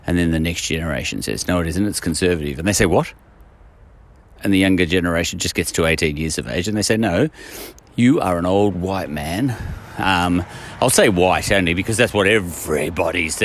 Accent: Australia; I'm an Australian

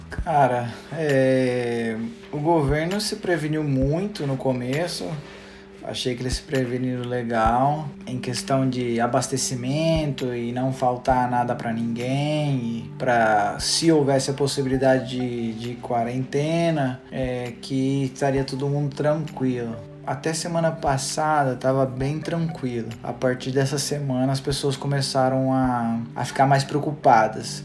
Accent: Jundiaí, São Paulo, Brazil; moved away as an adult; now in United States; eu nasci em Jundiaí, morei em Jundiaí

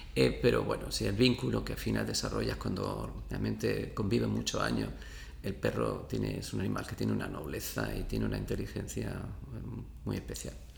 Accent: Abrucena, Andalusia, Spain; moved away as an adult; also born or lived in Seville; yo soy de Abrucena

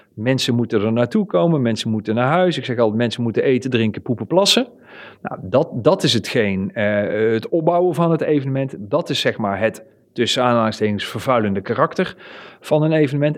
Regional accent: Netherlands; Wij als Nederlanders

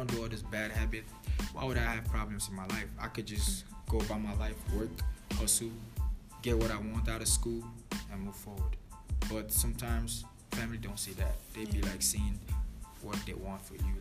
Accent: Nigeria; moved away; Nigerian, born and brought up, fully blooded

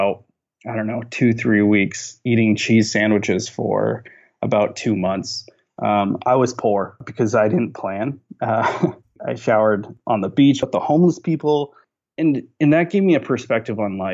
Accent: near Cornwall, northernmost New York, United States; moved away as an adult; also born or lived in Florida; I grew up in a small town about 30 minutes outside of Cornwall. So right across the Canadian border in the northernmost part of New York

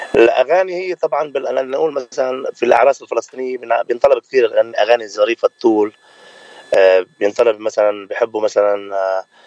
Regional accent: Lebanon; moved away as an adult; now in California, United States; أنا من لبنان وصار لي تقريبا 8 سنين من سنة 2012 بكاليفورنيا أمريكا

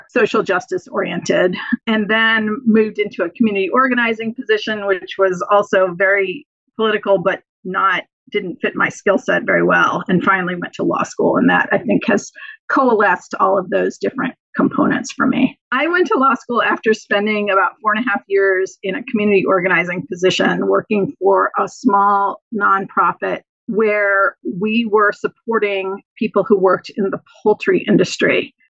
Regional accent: St. Louis, Missouri, United States; moved away as an adult; now in Carrboro, United States; I grew up in St. Louis, Missouri. I went to a high school that was somewhat bigger than Carleton, not enormous, but somewhat bigger, but also very conservative, a very conservative area.

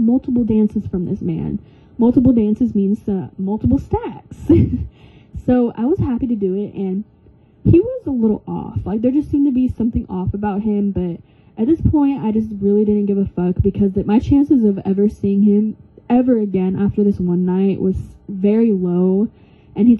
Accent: California, United States; also born or lived in Oregon; I am from California, but I am barely in California.

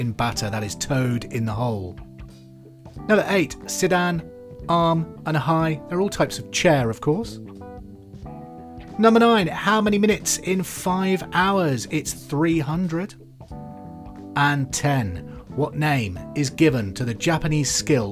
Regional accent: Hereford, West Midlands, United Kingdom; because I'm from Hereford too

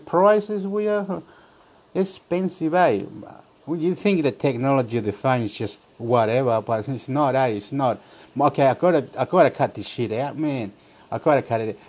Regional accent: Chile; now in Australia; I live here in this area in Australia, and I'm from Chile, and I should be talking in Spanish, but I don't talk in Spanish

